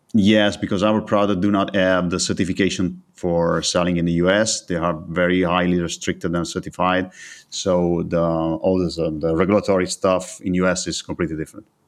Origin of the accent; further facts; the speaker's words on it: Italy; I was born and raised in Italy